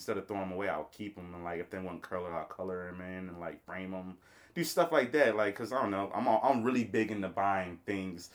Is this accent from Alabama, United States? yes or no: yes; Montgomery, Alabama, United States; also born or lived in Glen Burnie, Maryland; now in Baltimore, United States; I'm from Montgomery, Alabama, born and raised, moved here in 99